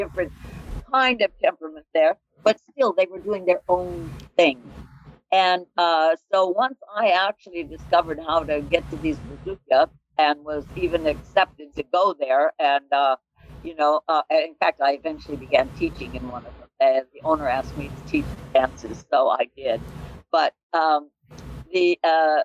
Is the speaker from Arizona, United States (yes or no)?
yes; Arizona, United States; I'm from Arizona. Grew up in Arizona